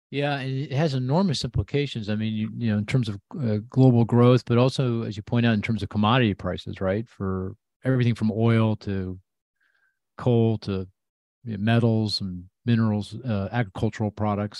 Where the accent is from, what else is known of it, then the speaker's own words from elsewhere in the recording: United States; I'm an American